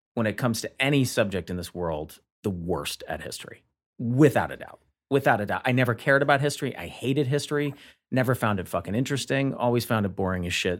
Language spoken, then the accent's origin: English; Montgomery, Alabama, United States; growing up in Montgomery, Alabama